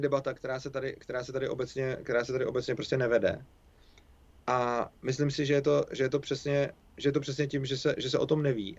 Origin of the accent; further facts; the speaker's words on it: Czechia; my Češi